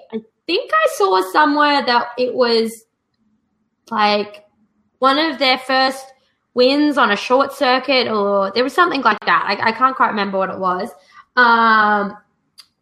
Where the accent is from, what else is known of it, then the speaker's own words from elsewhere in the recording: Australia; moved away; I grew up in Australia